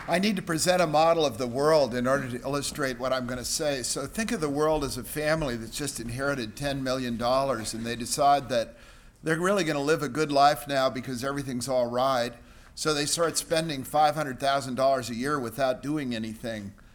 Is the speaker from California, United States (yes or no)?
yes; San Francisco, California, United States; also born or lived in China; came to San Francisco in nineteen thirty-seven, grew up there